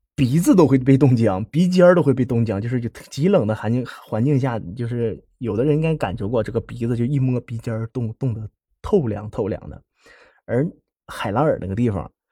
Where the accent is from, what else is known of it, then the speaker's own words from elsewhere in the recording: Heilongjiang, China; accent: Northeastern Mandarin; 我是在东北出生的嘛，黑龙江那边